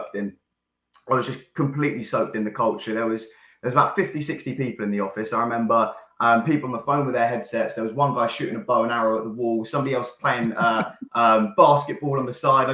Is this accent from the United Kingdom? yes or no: yes; Caterham, South East England, United Kingdom; I grew up in Surrey, Caterham area